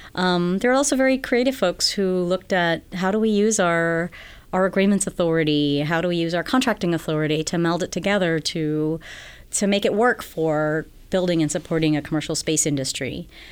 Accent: Guam; moved away as an adult; also born or lived in New York; now in California, United States; I'm from Guam originally.

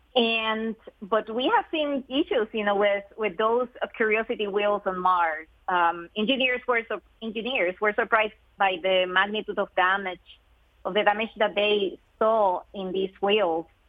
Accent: Puerto Rico; moved away; I am originally from Puerto Rico, so growing up in that beautiful island

